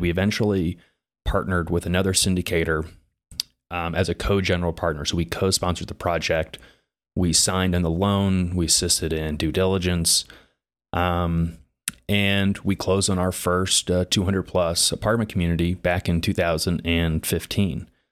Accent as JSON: {"language": "English", "town": "Indianapolis", "region": "Indiana", "country": "United States", "tie": "born or raised there", "also_born_or_lived": "Bloomington / New York City", "said": "I was born and raised in Indianapolis"}